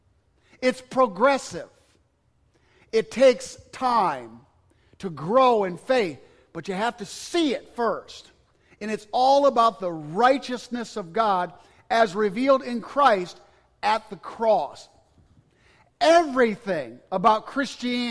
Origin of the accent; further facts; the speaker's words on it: Cobleskill, New York, United States; moved away; I was at a Baptist church in upstate New York in my hometown